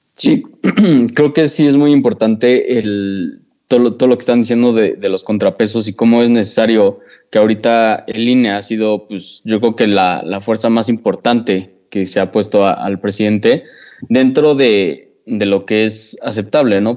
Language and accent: Spanish; Mexico; nosotros como mexicanos